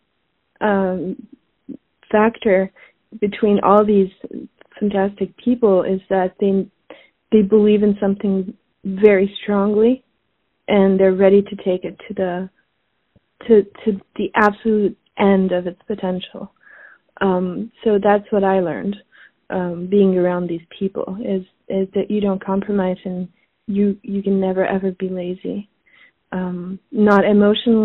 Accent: Switzerland; also born or lived in Paris, France; now in New York, United States; I was born in Switzerland. I grew up between Switzerland and Paris

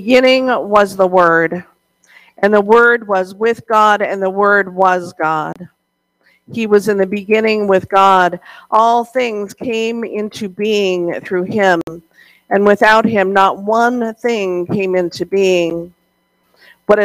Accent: Montana, United States; growing up in Montana, we had several Christmas traditions

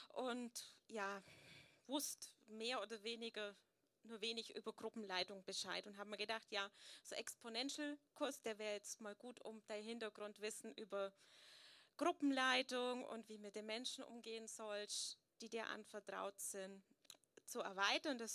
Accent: Möttingen, Bavaria, Germany; So, ja, viele kennen mich … bin aus Möttingen

